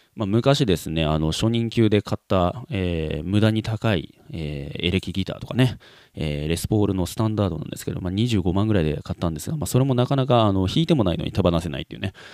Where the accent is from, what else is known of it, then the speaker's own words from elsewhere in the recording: Kansai, Japan; moved away; 幼少期を関西の方で過ごした